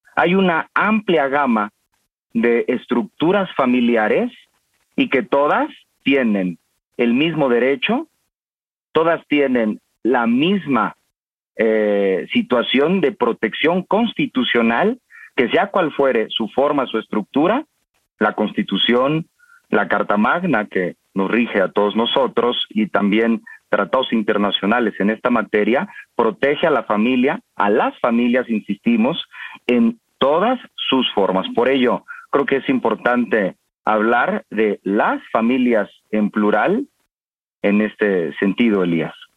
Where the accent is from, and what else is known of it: Mexico